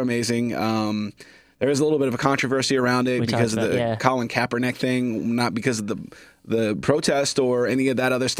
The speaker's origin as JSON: {"language": "English", "town": "Kansas City", "country": "United States", "said": "I'm from Kansas City."}